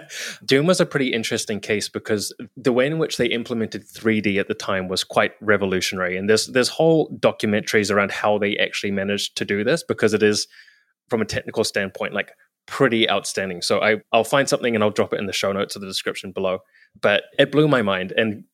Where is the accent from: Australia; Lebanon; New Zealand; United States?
New Zealand; like I was from New Zealand, but like I happened to be in San Francisco and Seattle and Vancouver at that time.